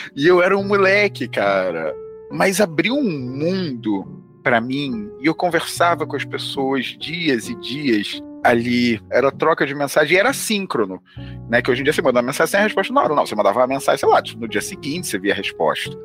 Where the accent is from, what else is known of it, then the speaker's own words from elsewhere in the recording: Rio de Janeiro, Brazil; now in São Paulo, Brazil; hoje em dia eu moro em São Paulo, mas eu sou do Rio de Janeiro